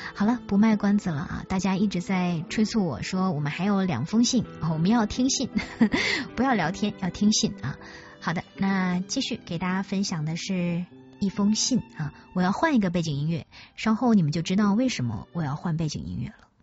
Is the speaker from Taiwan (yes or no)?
no; Northeast China, China; moved away; 小时候生活在东北，冬天的雪可以垒起城堡，可以盖得比人还高